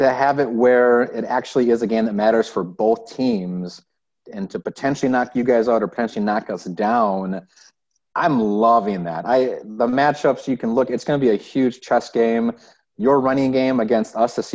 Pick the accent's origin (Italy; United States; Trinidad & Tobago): United States; Wisconsin; I'm from Wisconsin. I'm not from Chicago.